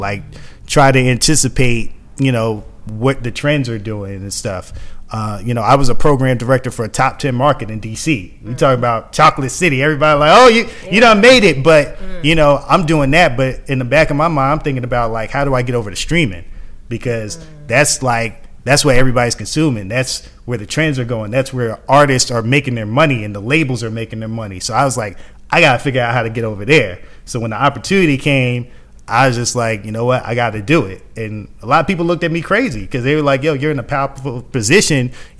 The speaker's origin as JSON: {"language": "English", "town": "Atlanta", "region": "Georgia", "country": "United States", "said": "I'm from East Atlanta."}